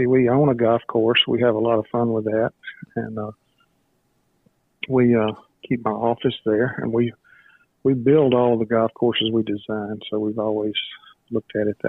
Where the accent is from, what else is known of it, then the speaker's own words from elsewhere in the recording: Atlanta, Georgia, United States; I grew up right outside of Atlanta, Georgia.